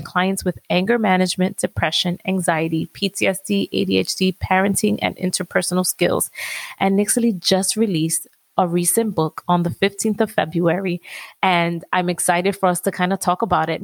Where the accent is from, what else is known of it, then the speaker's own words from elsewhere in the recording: New York City, New York, United States; I'm from Washington Heights